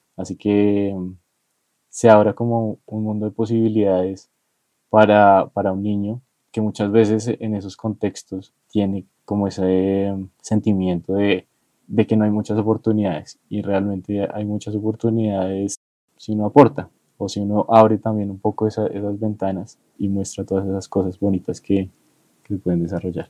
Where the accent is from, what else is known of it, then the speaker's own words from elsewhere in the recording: Bogotá, Colombia; los rolos somos troncos